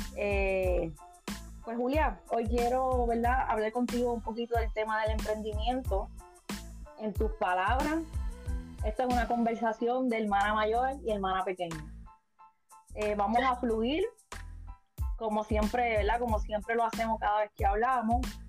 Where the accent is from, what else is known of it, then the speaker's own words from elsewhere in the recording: Puerto Rico; moved away; soy puertorriqueña. Eh, ahora mismo estoy lejos de mi isla